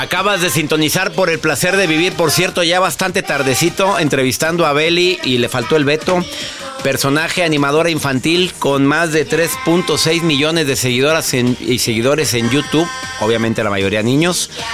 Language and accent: Spanish; Monterrey, Nuevo León, Mexico; de donde somos, de Monterrey